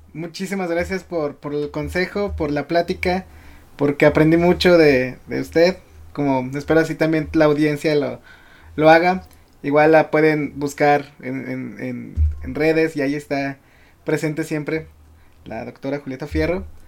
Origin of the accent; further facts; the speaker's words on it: León, Guanajuato, Mexico; yo soy de León